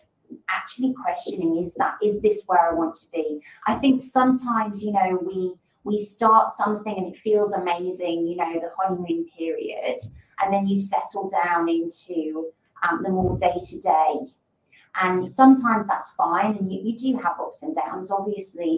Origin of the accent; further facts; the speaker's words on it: the north of England, United Kingdom; moved away as an adult; also born or lived in London / Sydney / Caribbean; now in Perth, Australia; I'm actually from a town in the north, or a city, I should say, in the north of England